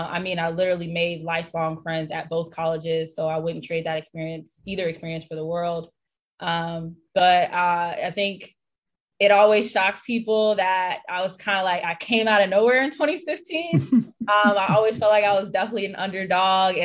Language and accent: English; St. Petersburg, Florida, United States; also born or lived in North Carolina; now in Los Angeles, United States; I'm born and raised in St. Petersburg, Florida.